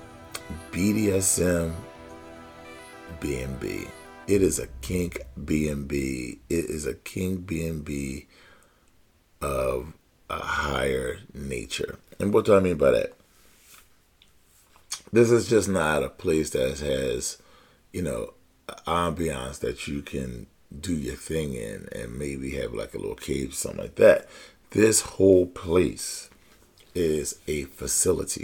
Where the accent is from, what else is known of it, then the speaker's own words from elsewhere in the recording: Pennsylvania, United States; also born or lived in Philadelphia; my home state of Pennsylvania. I live in Philadelphia